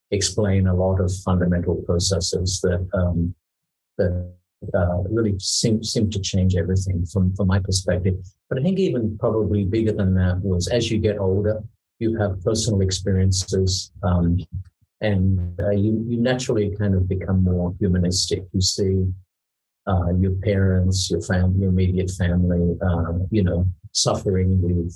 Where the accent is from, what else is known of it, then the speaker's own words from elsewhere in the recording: Tasmania, Australia; now in Singapore; as a kid, I grew up in Tasmania